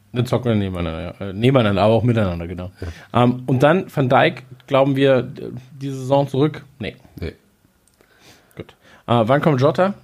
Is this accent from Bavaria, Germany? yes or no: no; North Rhine-Westphalia, Germany; wir kommen ja aus äh, aus Nordrhein-Westfalen